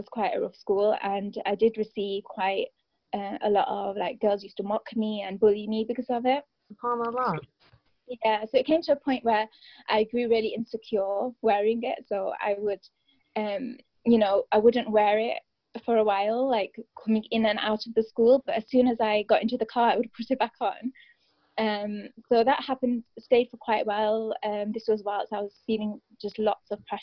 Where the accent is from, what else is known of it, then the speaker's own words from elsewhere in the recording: United Kingdom; I'm a British-born Pakistani sister.